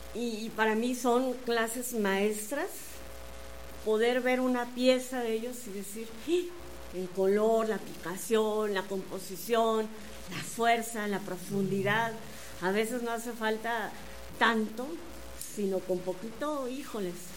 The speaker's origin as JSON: {"language": "Spanish", "region": "Querétaro", "country": "Mexico", "said": "Somos dos queretanos"}